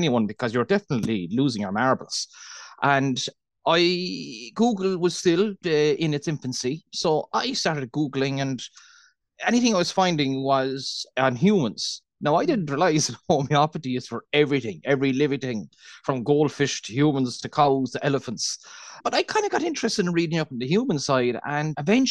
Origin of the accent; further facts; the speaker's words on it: Cork, Munster, Ireland; accent: Irish, Cork; I'm from Cork, the south of Ireland. And as you said, with the Irish accent, Cork in particular, we speak very fast